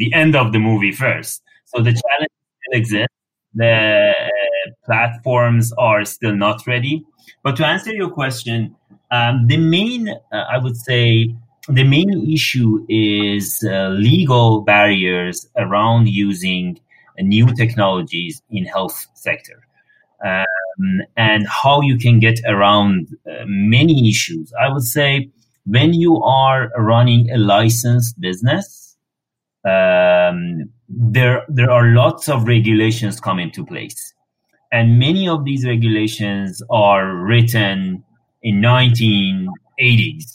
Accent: Iran; moved away as an adult; now in Canada; I'm coming from Iran. Over there, I've worked for governments for a while

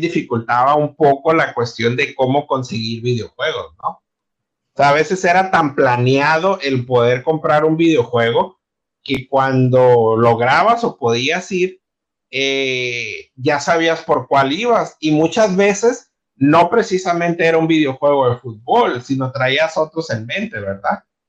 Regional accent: Ciudad Obregón, Sonora, Mexico; moved away as an adult; now in Mexicali, Mexico; Yo llegué a Mexicali hasta el 2012. Entonces, yo vengo de Ciudad Obregón

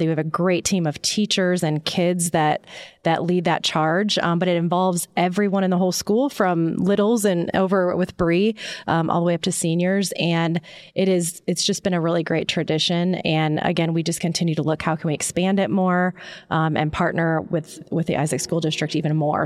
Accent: Midwest, United States; moved away; we are originally from the Midwest

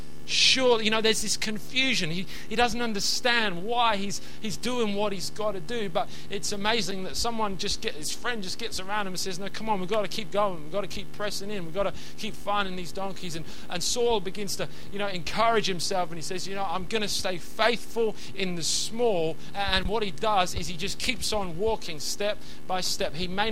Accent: England, United Kingdom; And so we're from England, so sandy beach is a sandy beach.

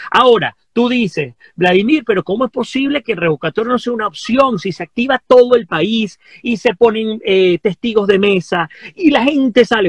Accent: Venezuela; nosotros como venezolanos

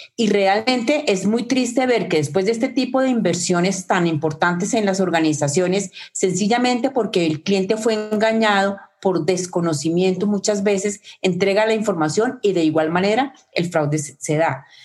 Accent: Colombia; mi propio país, Colombia

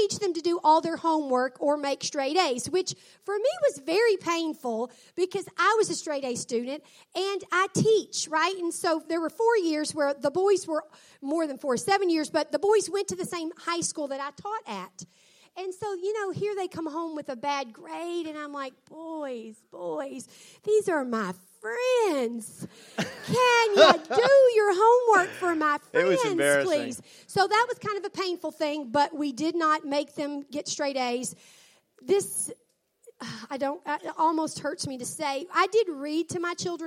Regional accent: the Mid-South, United States; I was from the South

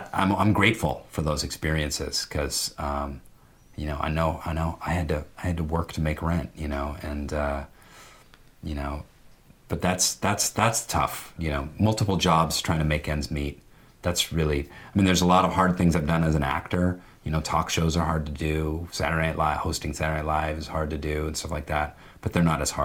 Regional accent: Seattle, Washington, United States; my consciousness went bloop in Seattle, Washington

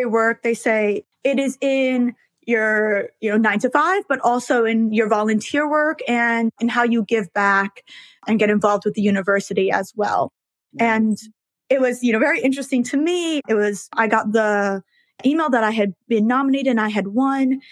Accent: New York City, New York, United States; I was born and raised in New York, so I am one of those rare people who is a lifelong New Yorker in New York City.

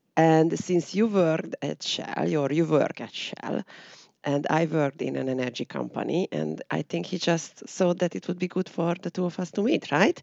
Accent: Hungary; my hometown was near to the Romanian border

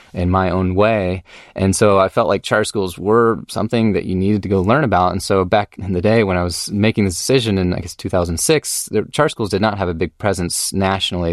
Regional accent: Austin, Texas, United States; also born or lived in Durham, North Carolina / Atlanta / Los Angeles; I had a great upbringing here in Austin.

